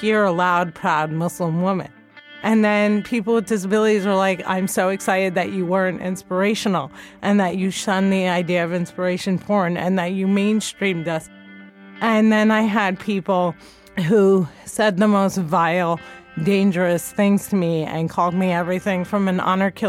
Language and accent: English; New Jersey, United States; I grew up in Jersey